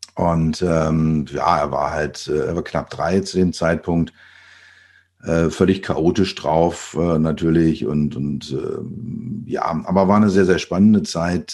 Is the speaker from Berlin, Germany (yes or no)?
yes; Berlin, Germany; ich bin geboren in Berlin. Man hört es immer noch, wenn ich rede